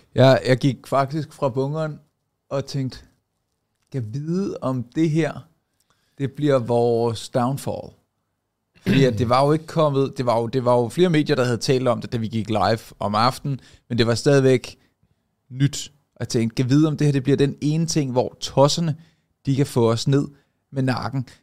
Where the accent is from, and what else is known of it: Denmark